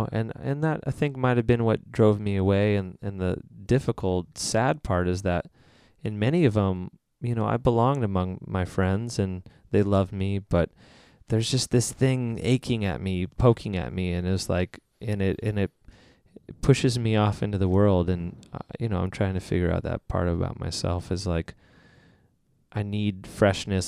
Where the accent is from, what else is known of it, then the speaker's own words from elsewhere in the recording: San Diego, California, United States; also born or lived in Illinois; I grew up in San Diego